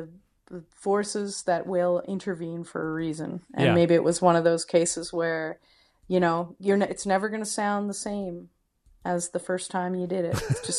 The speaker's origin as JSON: {"language": "English", "town": "Kelowna", "region": "British Columbia", "country": "Canada", "tie": "born or raised there", "also_born_or_lived": "Windsor, Canada", "said": "I was born in Windsor, Ontario, but I grew up out west in Kelowna."}